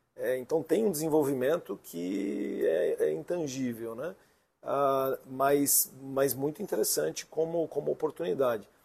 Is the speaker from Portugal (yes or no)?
no; São Paulo, Brazil; moved away as an adult; also born or lived in Indaiatuba, São Paulo / Santa Catarina; Sou paulistano da Gema